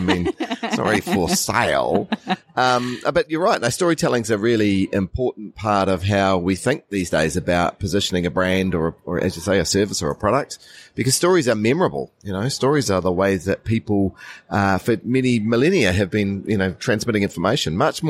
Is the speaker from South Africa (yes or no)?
no; New Zealand; I'm from the New Zealand Story from New Zealand.